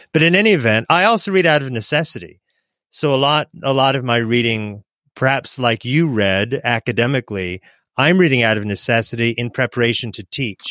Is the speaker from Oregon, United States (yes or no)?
yes; Oregon, United States; I was growing up in Oregon with my mom